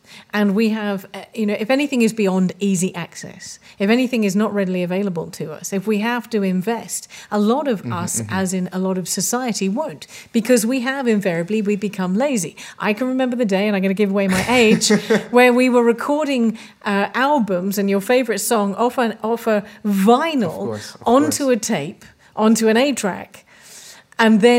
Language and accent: English; England, United Kingdom; moved away as an adult; now in Malta; I'm English. I've been in Malta for 15 years, but I grew up with an English education